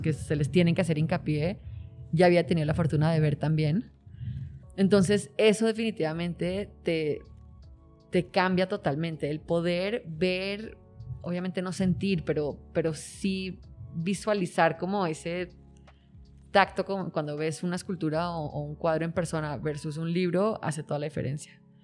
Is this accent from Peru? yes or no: no; Colombia; now in Mexico; colombiano, igual que yo